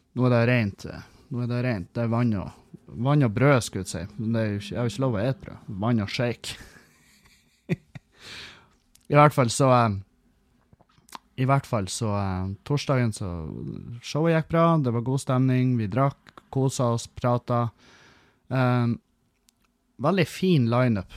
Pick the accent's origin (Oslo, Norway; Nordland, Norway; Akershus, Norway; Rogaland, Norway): Nordland, Norway; Halsa; fra Halsa, heimbygda mi